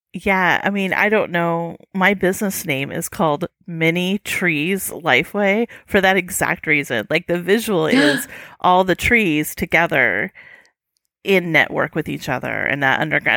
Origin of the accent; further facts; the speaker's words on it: United States; an American who's traveled and lived overseas